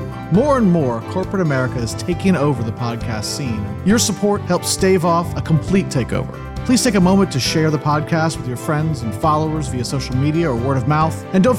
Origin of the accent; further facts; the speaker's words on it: South Carolina, United States; I'm from South Carolina